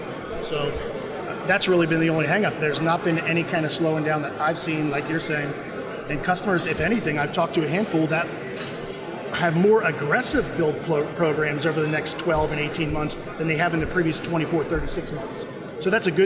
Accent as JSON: {"language": "English", "country": "United States", "said": "I'm American"}